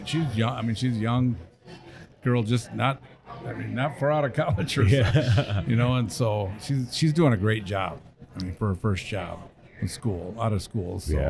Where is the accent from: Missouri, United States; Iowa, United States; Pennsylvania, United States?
Iowa, United States; Sioux City; Yeah, I grew up in Sioux City